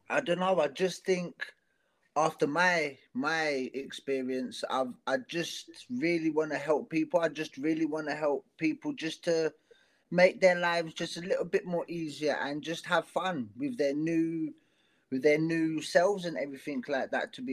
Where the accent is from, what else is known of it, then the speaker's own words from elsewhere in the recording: South Africa; accent: South African mixed with South London; It's tough for me because part of my accent is South African. Oh. And mixed with South London, so yeah, it's a it's a it's a duo of of accents.